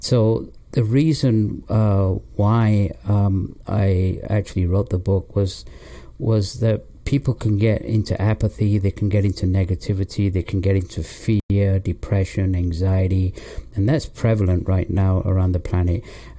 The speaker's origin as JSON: {"language": "English", "region": "England", "country": "United Kingdom", "tie": "born or raised there", "also_born_or_lived": "Pakistan / London", "said": "Well, I was born in Pakistan, and my parents moved to England when I was 3 years old, and I was raised in England, in the north of England, till the age of 10, and then we moved to London."}